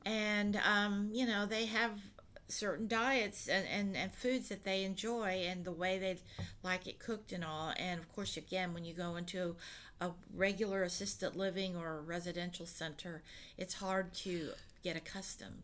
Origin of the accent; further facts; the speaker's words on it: United States; I am born here in, in, you know America and have been you know I grew up with all the American ways